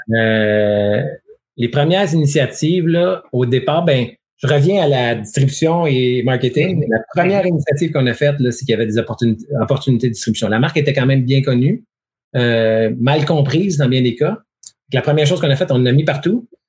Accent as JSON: {"language": "French", "region": "Quebec", "country": "Canada", "said": "on est québécois"}